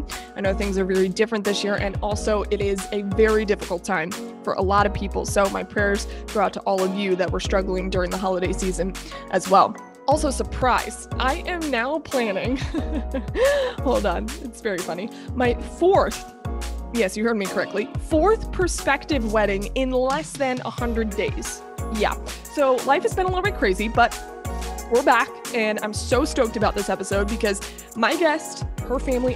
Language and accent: English; South Florida, United States; I'm from South Florida.